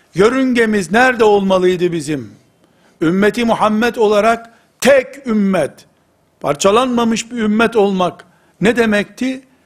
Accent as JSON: {"language": "Turkish", "country": "Turkey", "said": "Biz Türkiye'liyiz."}